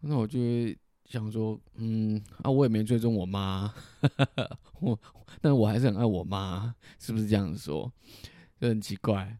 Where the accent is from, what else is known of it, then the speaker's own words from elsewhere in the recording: southern Taiwan, Taiwan; 溜了一下台语，哦，证明我是南部人